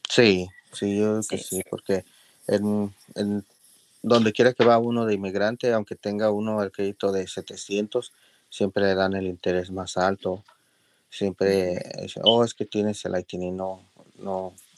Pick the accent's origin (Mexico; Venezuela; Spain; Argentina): Mexico; León, Guanajuato; now in Los Angeles, United States; soy mexicano de León, Guanajuato